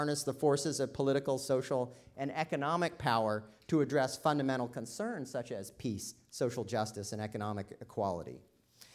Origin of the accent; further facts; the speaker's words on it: Oklahoma, United States; moved away; I grew up in Oklahoma myself